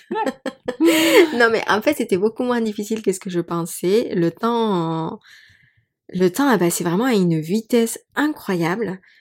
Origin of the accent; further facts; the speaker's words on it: Mexico City, Mexico; moved away; also born or lived in Paris, France; j'ai grandi à Mexico, j'ai toujours été dans des villes